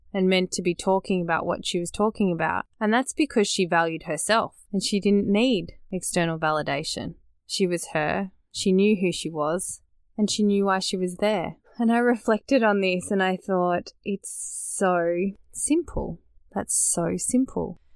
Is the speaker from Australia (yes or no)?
yes; Australia; born or raised there